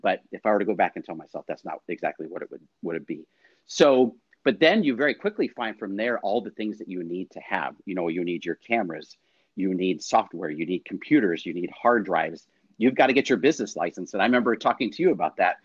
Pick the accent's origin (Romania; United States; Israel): United States; Poway, California; Poway, Rancho Bernardo, which is great because it was my hometown